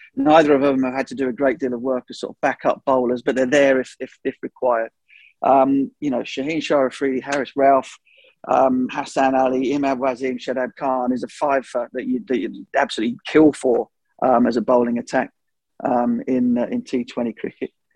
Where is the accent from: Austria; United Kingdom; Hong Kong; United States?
United Kingdom; England; as an Englishman